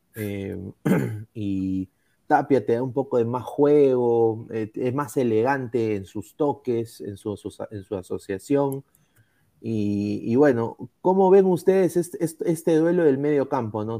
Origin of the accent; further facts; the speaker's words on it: Peru; Todos somos peruanos